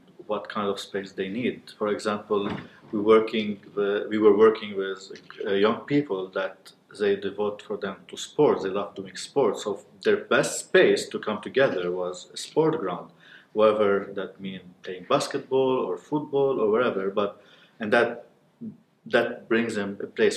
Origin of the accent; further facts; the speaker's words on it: Beirut, Beirut Governorate, Lebanon; now in South Lebanon, Lebanon; I'm living in the south of Lebanon, but I'm from Beirut.